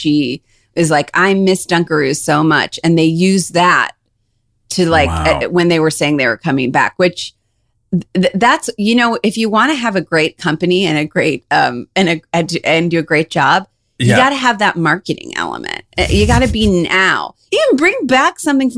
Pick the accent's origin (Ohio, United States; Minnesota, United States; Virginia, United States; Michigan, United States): Ohio, United States; Cleveland; accent: Midwestern; we're from Cleveland